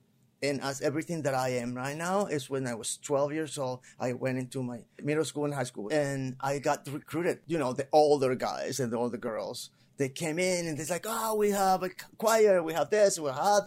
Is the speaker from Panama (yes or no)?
yes; Panama City, Panama; English is a second language; moved away as an adult; also born or lived in Puerto Rico; now in Los Angeles, United States; I came in 1992. I'm originally from Panama.